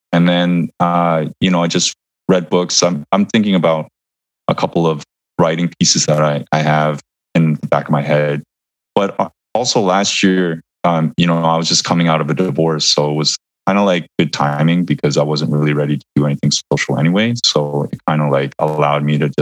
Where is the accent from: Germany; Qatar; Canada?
Canada; Vancouver, British Columbia; moved away as an adult; now in New York, United States; I moved to New York from Vancouver. So all of my social roots, the people that I grew up with, the people I went to university with, you know, my parents, my cousins